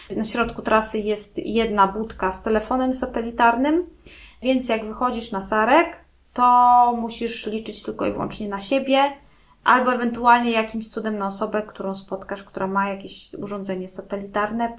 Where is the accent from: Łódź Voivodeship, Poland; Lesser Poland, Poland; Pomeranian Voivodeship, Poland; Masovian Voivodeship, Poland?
Pomeranian Voivodeship, Poland; Gdańsk; now in Wejherowo, Poland; Ja mieszkam, jestem z Gdańska, mieszkam w Gdańsku całe życie